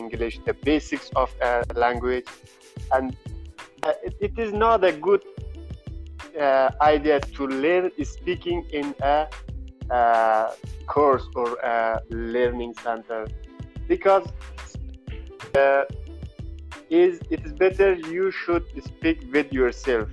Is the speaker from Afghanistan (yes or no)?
yes; Afghanistan; English is a second language; now in Qom, Iran; I'm from Afghanistan, but now I am in Qom city, Iran.